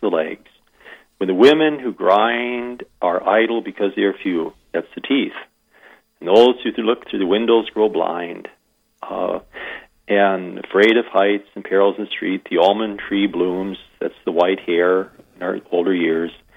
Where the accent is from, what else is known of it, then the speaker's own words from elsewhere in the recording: Iowa, United States; moved away as an adult; now in Wagner, United States; I'm an import from Iowa.